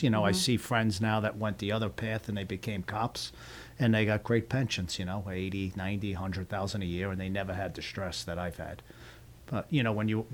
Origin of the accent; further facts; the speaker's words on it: Long Island, New York, United States; accent: New York; moved away; also born or lived in Brooklyn, New York / Parkland, Florida; I grew up all in Long Island, and I wouldn't trade it for anything.